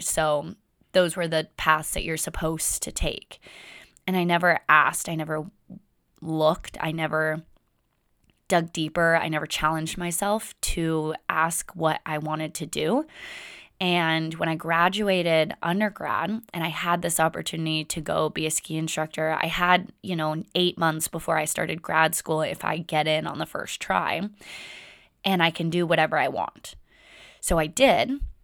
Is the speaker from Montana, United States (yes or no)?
no; Windermere, Florida, United States; moved away; I grew up in Florida. And first eighteen years of my life, I lived in a small town called Windermere outside of Orlando, Florida.